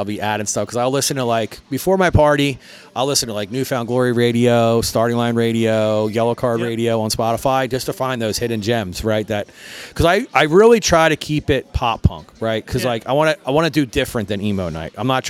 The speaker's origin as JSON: {"language": "English", "town": "Croydon", "region": "Pennsylvania", "country": "United States", "tie": "born or raised there", "also_born_or_lived": "Port Richmond, Philadelphia / Manayunk, Philadelphia", "lives_now": "Philadelphia, United States", "said": "We grew up in Croydon. So like I grew up in Croydon until about 12 years ago. I moved to Manayunk."}